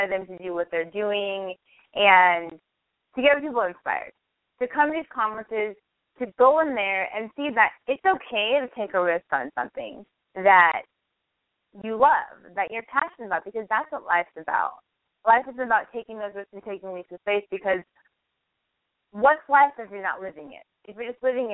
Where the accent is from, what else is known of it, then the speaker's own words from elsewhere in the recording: Northern California, United States; moved away as an adult; also born or lived in San Francisco, United States; now in Los Angeles, United States; I am from Northern California